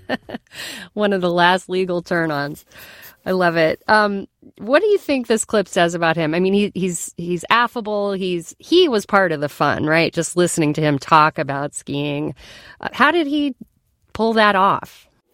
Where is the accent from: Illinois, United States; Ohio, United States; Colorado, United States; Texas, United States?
Colorado, United States; When I was a kid growing up in Colorado, my family had a ritual.